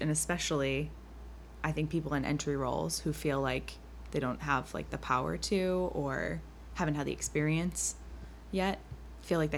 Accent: Massachusetts, United States; we're from Massachusetts.

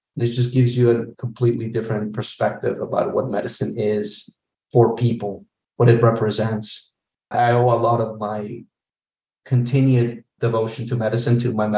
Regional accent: Orlando, Florida, United States; So I'm from Orlando.

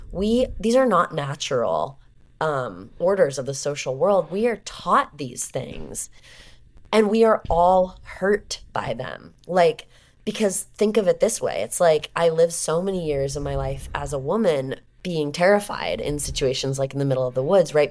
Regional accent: Southern California, United States; I'm from Southern California.

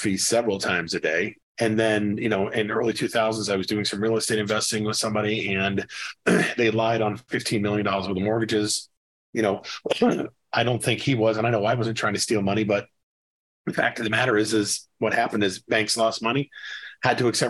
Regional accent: about 45 miles north of Boston, New Hampshire, United States; moved away as an adult; also born or lived in Brooklyn, New York; now in McKinney, United States; I was born in Brooklyn, New York. I grew up in the Northeast, about 45 miles north of Boston, but I've been in Texas, McKinney, Texas, north of Dallas for about 16 years.

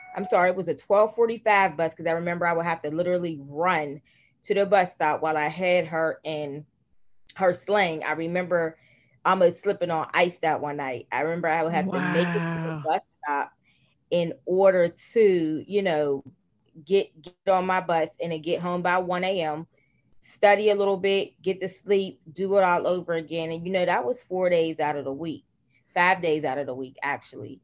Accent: Pittsburgh, Pennsylvania, United States; born or raised there

